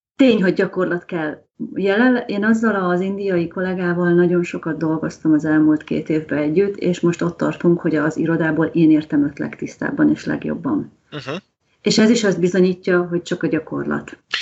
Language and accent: Hungarian; Hungary